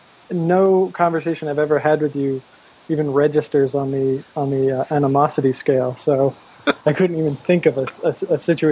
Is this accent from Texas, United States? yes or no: no; Massachusetts, United States; moved away as an adult; now in Berkeley, United States; No, I'm from Massachusetts, but I'm out here for graduate school.